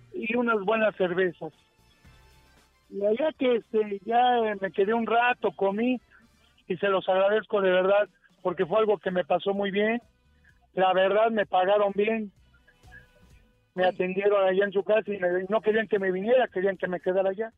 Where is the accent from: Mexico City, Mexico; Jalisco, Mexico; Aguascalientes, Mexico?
Mexico City, Mexico; Yo soy de la Gustavo Madero